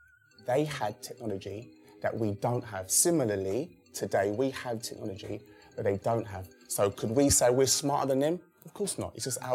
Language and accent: English; London, United Kingdom; I'm from the East End of London.